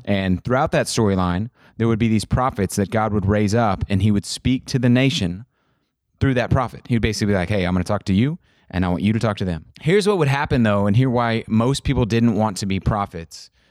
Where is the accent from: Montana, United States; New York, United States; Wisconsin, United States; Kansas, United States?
Kansas, United States; I'm from Kansas